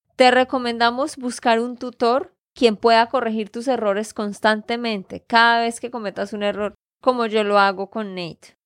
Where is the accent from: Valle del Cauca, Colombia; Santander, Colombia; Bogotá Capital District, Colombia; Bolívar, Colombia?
Santander, Colombia; de Santander, Colombia